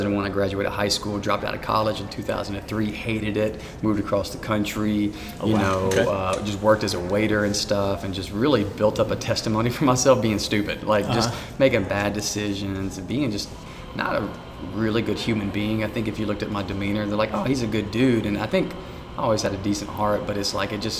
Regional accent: Prattville, Alabama, United States; also born or lived in Montgomery, Alabama / Union Springs, Alabama; when I was about 8 years old, I moved with my mom and my sister to Prattville.

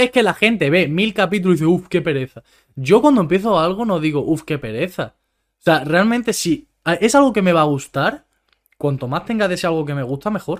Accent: Spain; los acentos que podemos tener nosotros por ser españoles

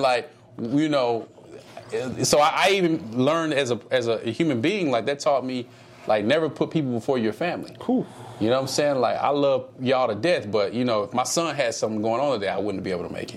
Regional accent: Dallas, Texas, United States; I, am from the South. I'm from Dallas

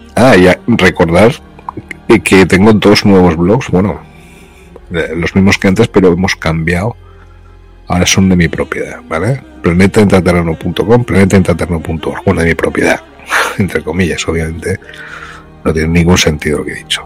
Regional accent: Spain; moved away as an adult; also born or lived in Brazil; por ser español en América

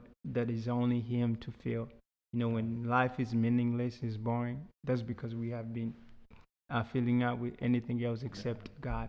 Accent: Houston, Texas, United States; So I was a very mischievous kid. Yeah, so, you know, growing up in Houston is big.

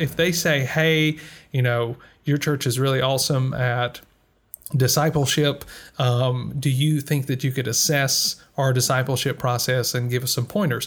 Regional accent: United States; moved away; speaking as an American who is living outside of America

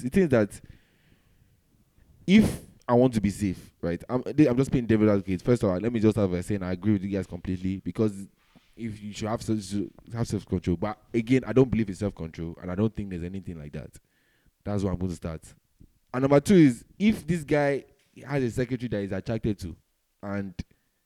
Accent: Nigeria; I'm Nigerian

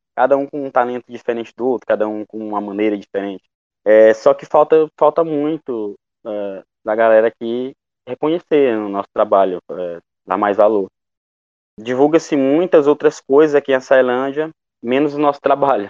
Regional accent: Coroatá, Maranhão, Brazil; also born or lived in Imperatriz; now in Açailândia, Brazil; sou de Coroatá, eu moro em Açailândia, porém eu sou de Coroatá

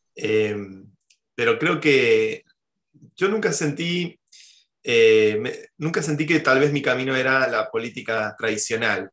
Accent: Argentina; moved away as an adult; now in Spain; Mi corazón y, mi mente siguen estando muy cerca de la vida en Argentina

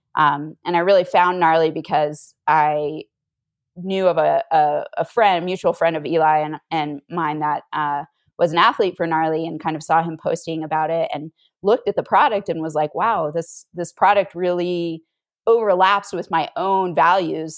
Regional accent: Northern Virginia, United States; moved away as an adult; also born or lived in Utah; I grew up on the East Coast in Northern Virginia.

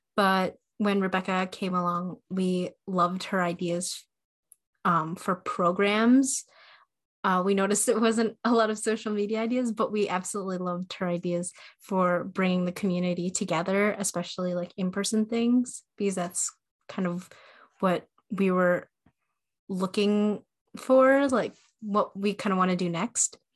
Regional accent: Michigan, United States; also born or lived in Jiangxi, China; I was raised in Michigan and I still live here

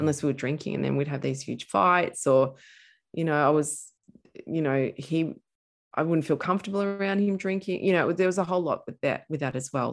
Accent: Castlemaine, Victoria, Australia; I grew up in central Victoria in a place called Castle Main

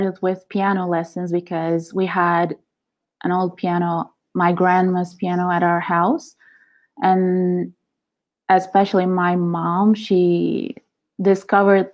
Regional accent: Izmir, Turkey; moved away as an adult; now in Italy; So when I was 19, I came to Italy because I was born in Turkey, Izmir

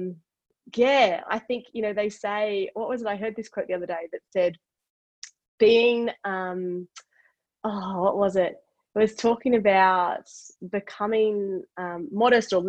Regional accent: Queensland, Australia; I'm a Queenslander, right? I grew up in Queensland

